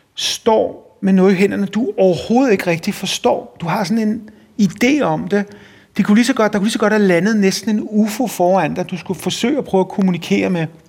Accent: Copenhagen, Capital Region of Denmark, Denmark; born or raised there

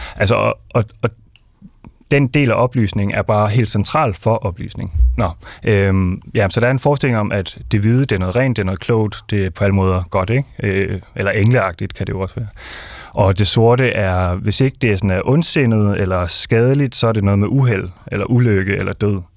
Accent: Denmark; er jeg dansk, øh, jeg er ikke indvandrer som sådan, så jeg må være dansk

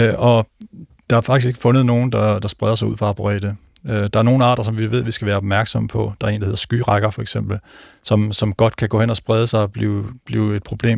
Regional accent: North Jutland, North Denmark Region, Denmark; moved away; min far han dyrkede faktisk juletræer. Jeg kommer fra en lille gård oppe i Nordjylland

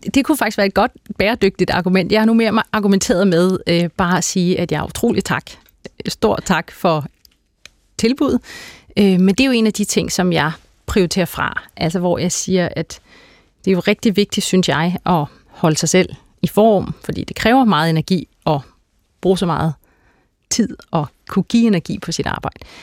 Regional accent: Herlev, Capital Region of Denmark, Denmark; Jeg kommer fra et øh, helt klassisk arbejderklasse hjem øh, i, på Vestegnen

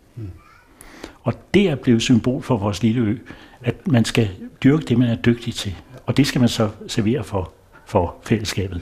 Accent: Copenhagen, Capital Region of Denmark, Denmark; moved away as an adult; now in Nyord, Denmark; jeg var født i København og startede også job

